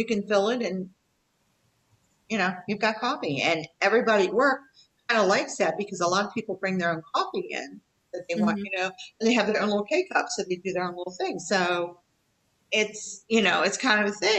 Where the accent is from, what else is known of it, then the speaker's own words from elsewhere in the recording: Appalachia, United States; I am from the South. Okay? I am from Appalachia.